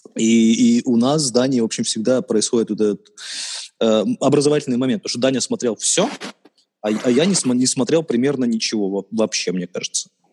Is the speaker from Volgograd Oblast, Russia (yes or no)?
no; Khabarovsk, Khabarovsk Krai, Russia; я коренной хабаровчанин